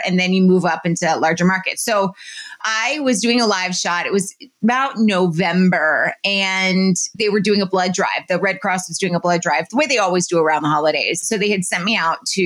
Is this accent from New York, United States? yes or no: yes; New York City, New York, United States; When I started working in New York City, which is where my hometown was when I went to high school